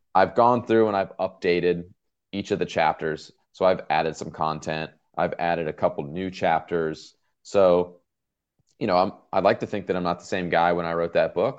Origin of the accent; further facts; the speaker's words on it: outside Los Angeles, Southern California, United States; now in Norfolk, United States; I grew up in Southern California, probably, uh, maybe twenty minutes, if that, outside the city of Los Angeles